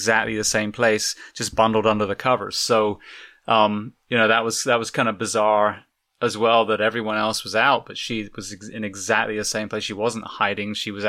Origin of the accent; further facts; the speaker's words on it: England, United Kingdom; now in Florida, United States; And I came from England.